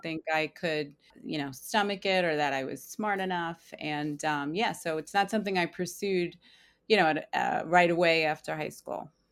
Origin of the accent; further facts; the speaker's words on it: Long Island, New York, United States; I am from Long Island, New York